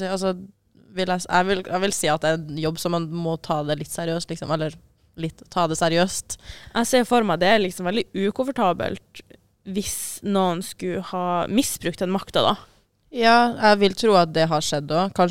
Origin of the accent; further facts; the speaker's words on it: Northern Norway, Norway; altså selv om jeg er fra Nord-Norge, så er det liksom sånn distanse på åtte timer, liksom.